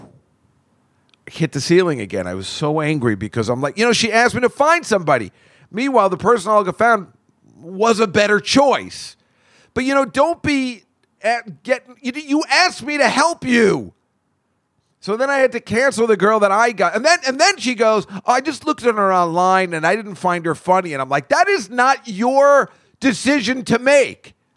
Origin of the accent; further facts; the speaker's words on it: Edison, New Jersey, United States; my hometown has turned into little India